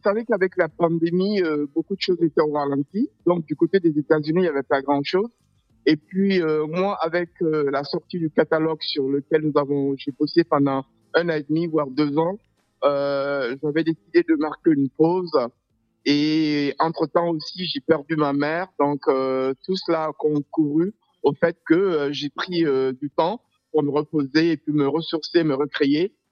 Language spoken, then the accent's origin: French; Burkina Faso; also born or lived in Atlanta, United States; now in New York, United States; mon pays d'origine est le Burkina Faso